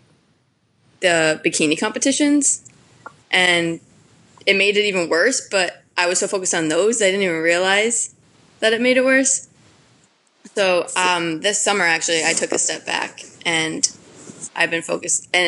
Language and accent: English; Madison, Connecticut, United States; I grew up in Madison, Connecticut.